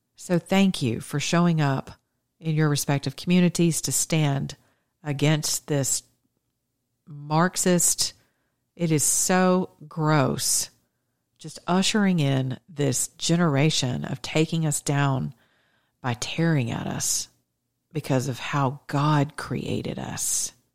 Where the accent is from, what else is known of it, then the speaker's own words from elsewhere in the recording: United States; we're Greeks or we're Americans